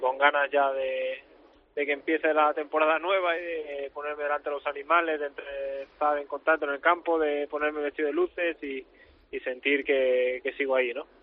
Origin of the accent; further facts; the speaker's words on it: Catalonia, Spain; mi pueblo